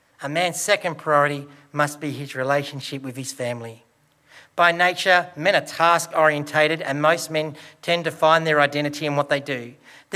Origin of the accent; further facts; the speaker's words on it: Broken Hill, New South Wales, Australia; born or raised there